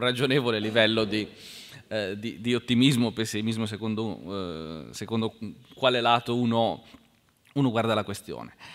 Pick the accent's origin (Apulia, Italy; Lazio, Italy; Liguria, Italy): Liguria, Italy; Genoa; io sono di Genova